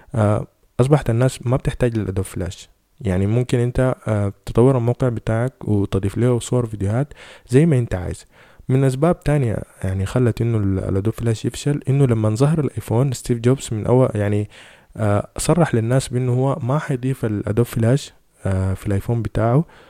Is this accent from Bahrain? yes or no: no; Sudan; فاحنا عندنا في السودان